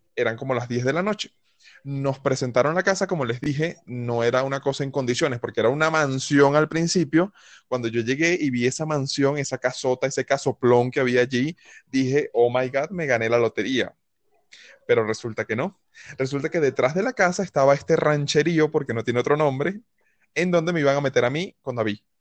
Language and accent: Spanish; Venezuela; moved away as an adult; decidí salir de Venezuela